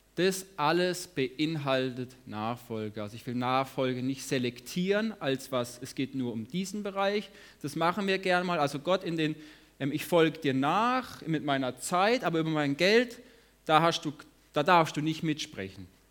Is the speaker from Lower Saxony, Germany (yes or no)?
no; Lörrach, Baden-Württemberg, Germany; now in Hagen, Germany; Ich komme auch aus Lörrach, ich wohne in Hagen